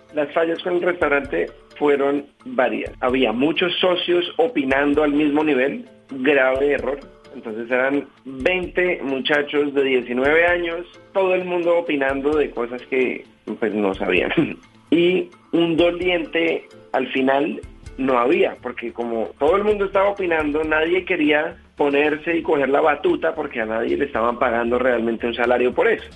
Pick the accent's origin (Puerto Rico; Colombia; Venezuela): Colombia; moved away; decidí devolverme y mudarme a Colombia